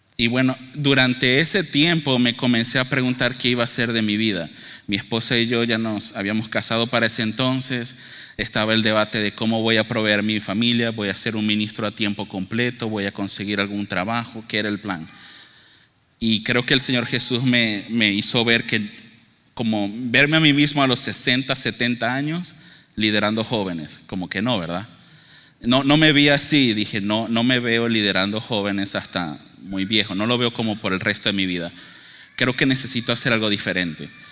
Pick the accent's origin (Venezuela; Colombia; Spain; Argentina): Venezuela; moved away; yo soy originario de Venezuela.